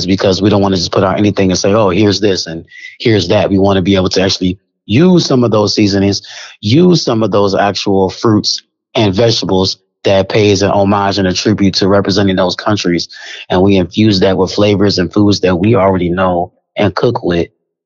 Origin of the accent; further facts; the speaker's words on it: Kansas City, Missouri, United States; I'm from Kansas City